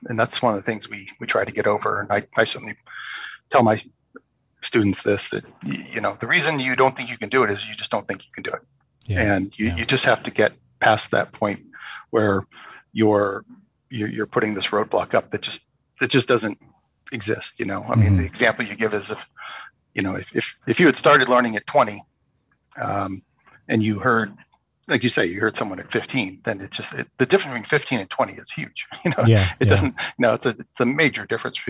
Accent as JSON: {"language": "English", "area": "San Francisco Bay Area", "region": "California", "country": "United States", "tie": "born or raised there", "also_born_or_lived": "Chico, California", "moved": "as an adult", "lives_now": "Sacramento, United States", "said": "I grew up in San Francisco Bay Area."}